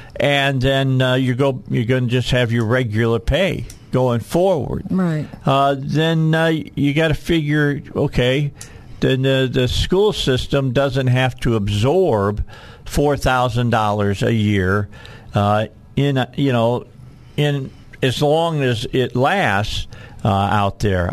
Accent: Gary, Indiana, United States; what I grew up with outside of Gary, Indiana when I was a kid

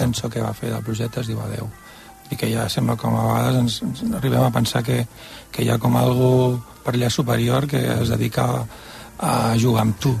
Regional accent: Barcelona, Catalonia, Spain; also born or lived in Tordera; nosaltres som de Barcelona

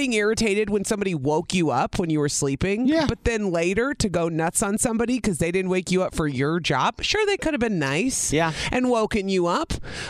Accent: Illinois, United States; I grew up in Illinois.

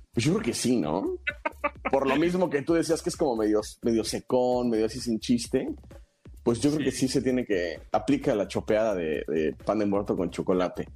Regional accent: Mexico; nos representa muy bien como, como mexicanos

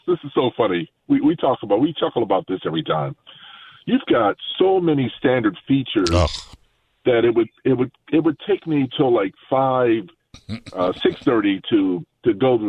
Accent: Baltimore, Maryland, United States; moved away; I had gone to Baltimore, my my hometown

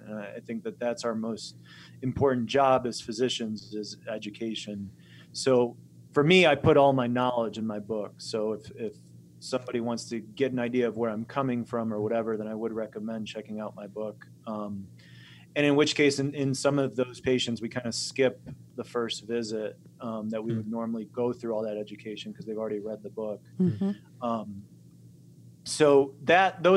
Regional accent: Chicago, Illinois, United States; also born or lived in Poland; now in Montana, United States; Growing up in Chicago

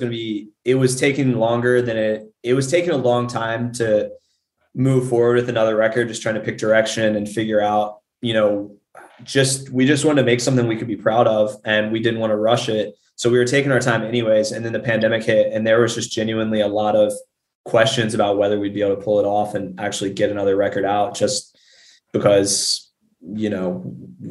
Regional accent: Richmond, Virginia, United States; I'm from Richmond

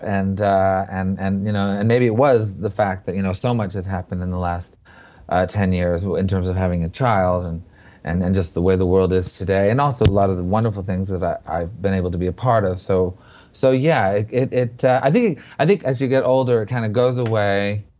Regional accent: Montreal, Quebec, Canada; I grew up in Montreal

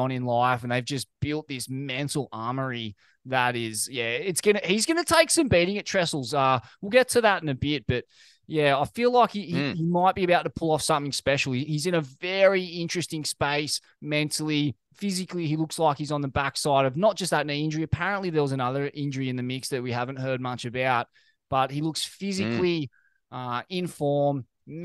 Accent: Australia; as an Australian

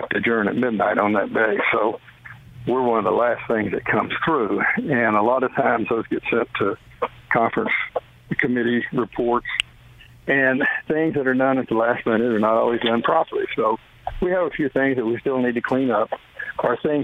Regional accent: Bells, Texas, United States; moved away; also born or lived in Georgia; I was born and raised in Texas.

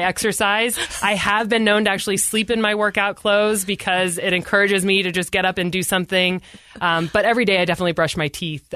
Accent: Utah, United States; I said, "Oh, I'm from the United States." He's like, "Yeah, but what state?" I said Utah

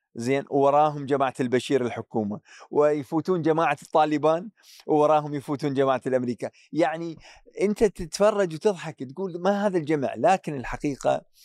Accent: Iraq; كعراقي، كعراقي

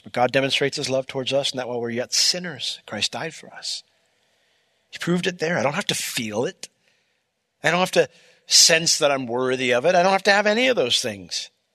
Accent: Altamont, United States; I grew up in Altamont

